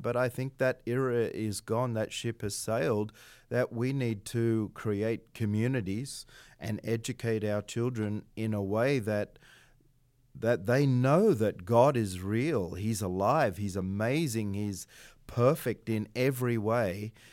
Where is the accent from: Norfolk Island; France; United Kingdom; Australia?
Australia; moved away; I'm Australian